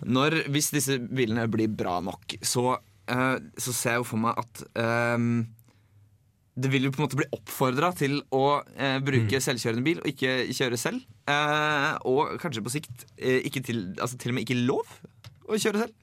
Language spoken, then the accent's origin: Norwegian; Drammen, Buskerud, Norway; moved away; Jeg var hjemme i Drammen en tur